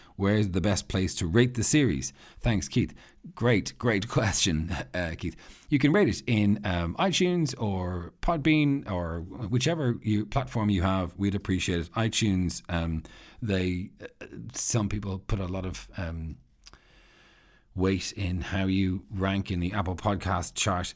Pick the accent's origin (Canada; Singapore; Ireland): Ireland; I'm Irish